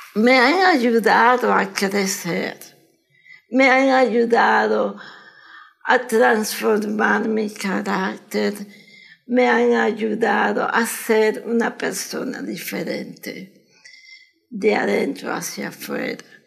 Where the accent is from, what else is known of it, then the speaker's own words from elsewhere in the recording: Managua, Nicaragua; moved away as an adult; now in United States; Nací en Managua.